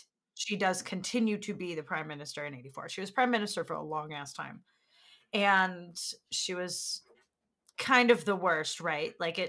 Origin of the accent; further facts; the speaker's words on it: New Hampshire, United States; But I am from New Hampshire.